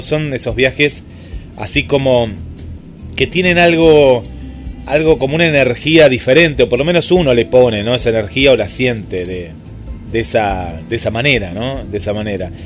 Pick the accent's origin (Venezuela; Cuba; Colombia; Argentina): Argentina; yo siempre soy muy, muy argentino en eso